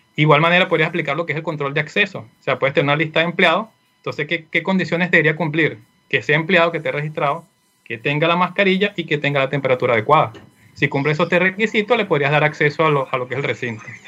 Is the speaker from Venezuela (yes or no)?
yes; Venezuela; moved away as an adult; now in Chile; soy de Venezuela, Actualmente me encuentro acá en Chile, tengo un poco más de un año